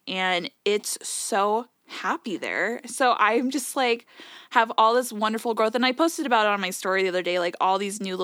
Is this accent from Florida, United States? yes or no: yes; Florida, United States; we're both from Florida